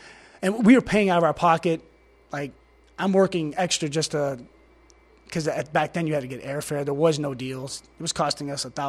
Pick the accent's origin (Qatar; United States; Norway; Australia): United States; Detroit, Michigan; I'm from Detroit.